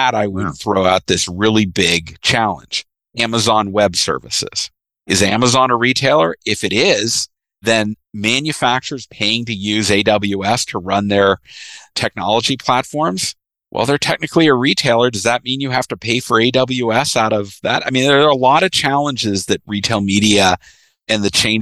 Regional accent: Canada; I'm the Canadian in the group

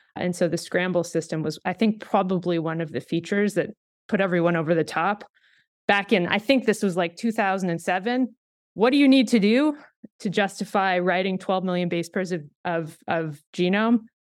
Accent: Canada; moved away; I'm Canadian

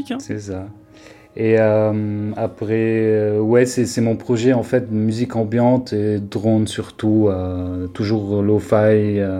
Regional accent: Beirut, Beirut Governorate, Lebanon; moved away as an adult; now in Paris, France; je viens de Beyrouth et ça fait, comme j'ai dit, depuis 2018 je suis à Paris.

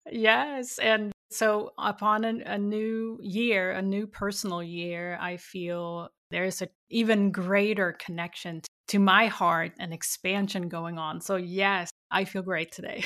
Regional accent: Sweden; growing up in Sweden

